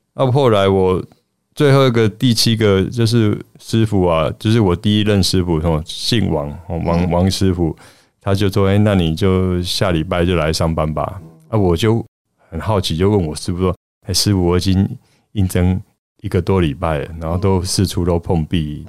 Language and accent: Chinese; Taiwan; 想要代表我们台湾人